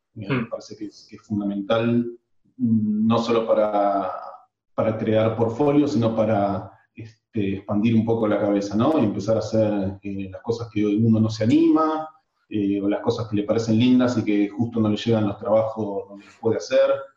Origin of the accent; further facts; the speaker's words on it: Argentina; moved away as an adult; now in Spain; en Argentina somos